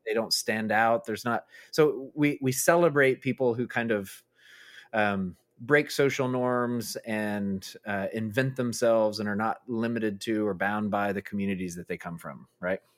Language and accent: English; Arkansas, United States; I grew up in Arkansas, I moved from South Arkansas to North Arkansas, Northwest